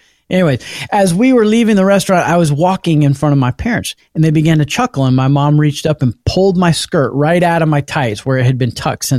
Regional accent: the South, United States; So I'm from the South as well. So I grew up with this phrase.

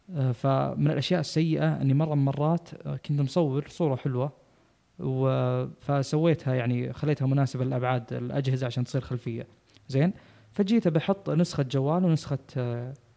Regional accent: Saudi Arabia; احنا عندنا في السعوديه

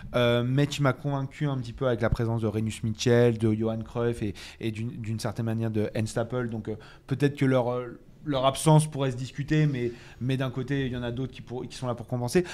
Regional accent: Paris, Île-de-France, France; je viens de Paris

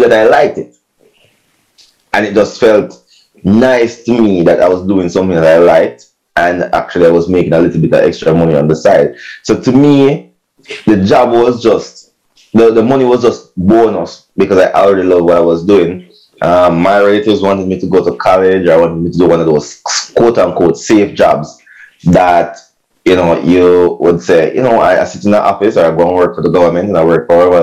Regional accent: Saint Mary, Jamaica; moved away; also born or lived in Kingston, Jamaica; I had a group that I used to rock with when I was back in St. Mary. I'm from St. Mary

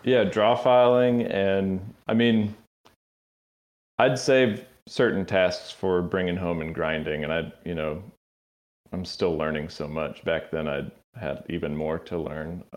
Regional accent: Tallahassee, Florida, United States; moved away; also born or lived in Athens, Georgia; I grew up in North Florida

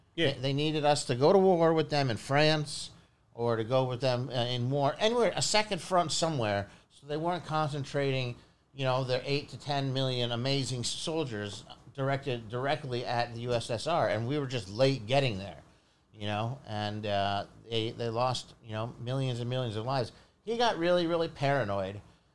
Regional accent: Philadelphia, Pennsylvania, United States; born there; I was born in Philadelphia, and my father was getting his PhD at the University of Pennsylvania.

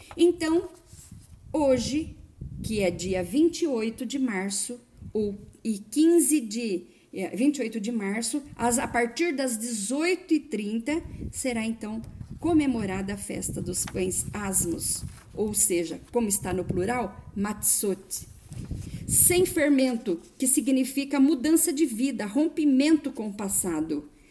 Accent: Brazil; Eu, por exemplo, sou brasileira

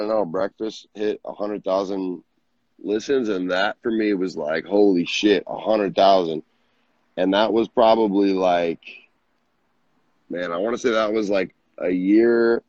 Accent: Minnesota, United States; I'm from Minnesota

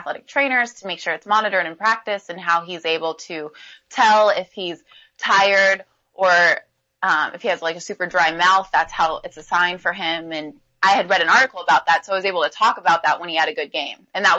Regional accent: Pacific Northwest, United States; I am from the Pacific Northwest, grew up to going to West Coast Conference games.

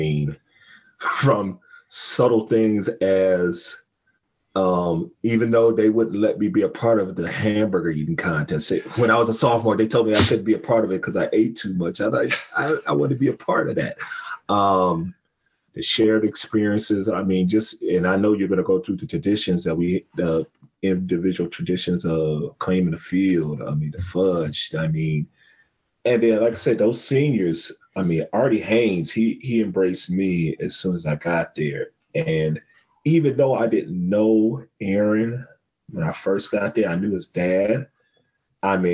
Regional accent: Warrensville Heights, Ohio, United States; growing up in Warrensville, I played street football here and there

